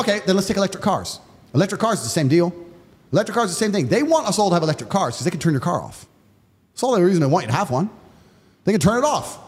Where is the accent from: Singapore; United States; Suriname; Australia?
United States; I'm American